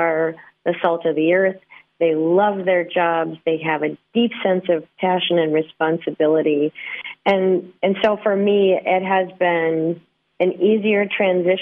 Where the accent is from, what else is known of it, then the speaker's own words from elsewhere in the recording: central North Dakota, United States; I grew up a farm kid on a small cattle ranch in the central part of North Dakota